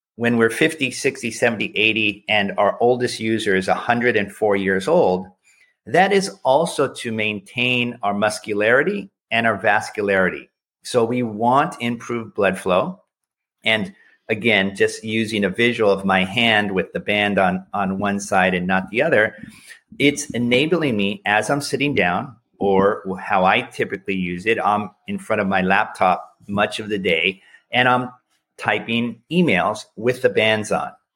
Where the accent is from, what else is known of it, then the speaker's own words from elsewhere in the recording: United States; as an American